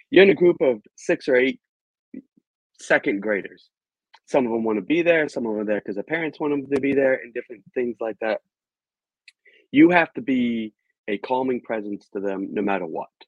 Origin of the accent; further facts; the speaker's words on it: Virginia, United States; Well, I am an American, I was born and raised in Virginia